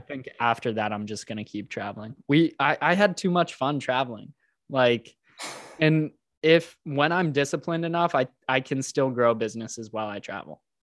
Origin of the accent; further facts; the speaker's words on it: Houston, Texas, United States; now in Austin, United States; I was born and raised in Houston